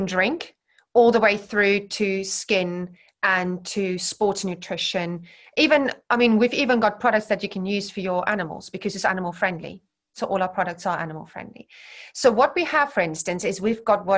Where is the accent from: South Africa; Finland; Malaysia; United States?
South Africa; Centurion, Gauteng; moved away as an adult; now in Herefordshire, United Kingdom; growing up where I grew up in South Africa